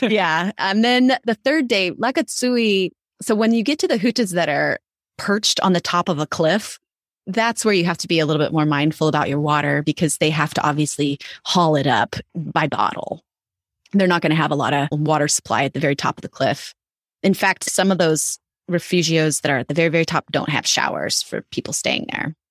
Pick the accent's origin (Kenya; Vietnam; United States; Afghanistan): United States; Idaho; I grew up in Idaho